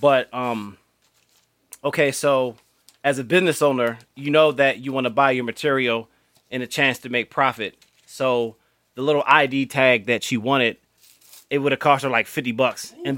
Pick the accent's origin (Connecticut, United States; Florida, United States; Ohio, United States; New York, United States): Florida, United States; and actually, I'm from Florida. I was a little kid.